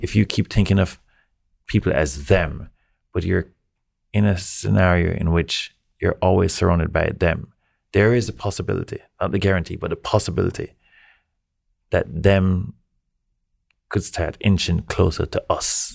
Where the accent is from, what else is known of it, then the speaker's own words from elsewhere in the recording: Jamaica; now in New York, United States; I'm Jamaican.